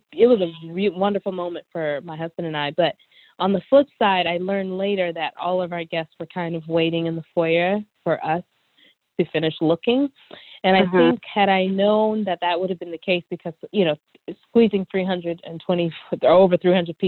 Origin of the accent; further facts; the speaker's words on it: Nigeria; Of course, because I'm Nigerian, we wanted the wedding favors to reflect that. So my family in Nigeria handmade Ankara fans.